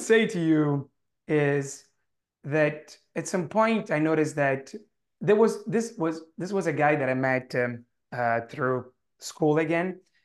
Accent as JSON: {"language": "English", "country": "Italy", "accent": "heavy Italian", "second_language": "English", "said": "my heavy Italian accent"}